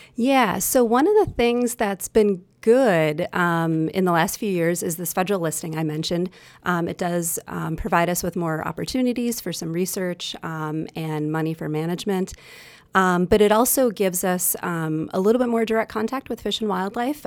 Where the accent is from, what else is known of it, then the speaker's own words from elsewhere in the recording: Wisconsin, United States; I'm from Wisconsin, born and raised here